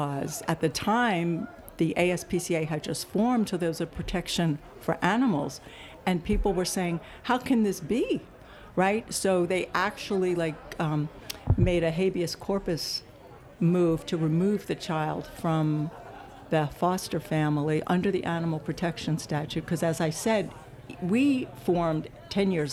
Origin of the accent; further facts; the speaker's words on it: New York City, New York, United States; also born or lived in Yonkers, New York; now in Los Angeles, United States; I was born in the Bronx, but then, you know, pretty much went to school in Manhattan and college in Manhattan